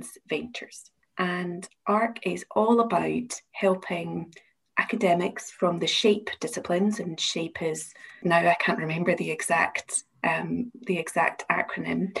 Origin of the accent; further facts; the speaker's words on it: Glasgow, Scotland, United Kingdom; accent: Glasgow (implied); I'm the IP and Innovation Manager at the University of Glasgow, as you can probably tell from my accent